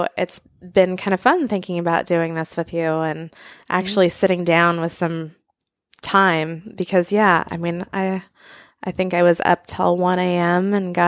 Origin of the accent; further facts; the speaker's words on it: Banff, Alberta, Canada; I grew up outside a lot. I grew up in Banff, Canada.